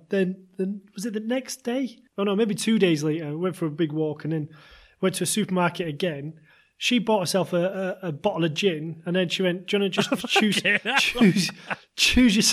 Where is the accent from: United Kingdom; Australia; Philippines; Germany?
United Kingdom; England; moved away; also born or lived in Japan; I'm English.